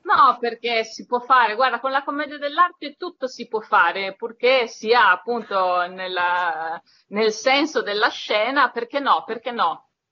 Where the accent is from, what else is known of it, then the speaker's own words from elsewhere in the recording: Turin, Piedmont, Italy; sono cresciuta a Torino